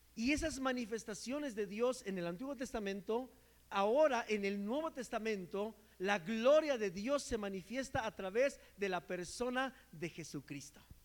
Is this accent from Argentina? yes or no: no; Mexico; como buen mexicano